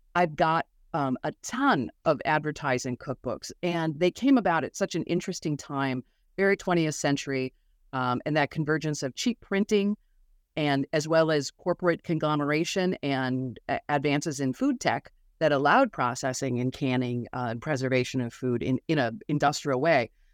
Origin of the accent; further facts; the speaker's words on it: Milwaukee, Wisconsin, United States; I'm from Milwaukee, Wisconsin, very Catholic, on the water, on Lake Michigan